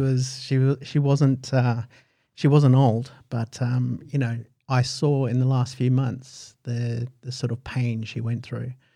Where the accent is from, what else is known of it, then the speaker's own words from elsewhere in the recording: United Kingdom; now in Australia; I was born in the United Kingdom